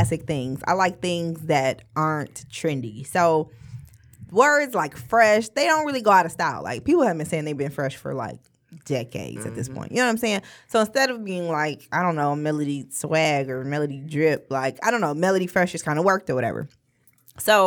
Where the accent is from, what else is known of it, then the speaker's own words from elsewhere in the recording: Ferndale, Michigan, United States; I'm from Ferndale, yeah. And I'm a Ferndale High School graduate.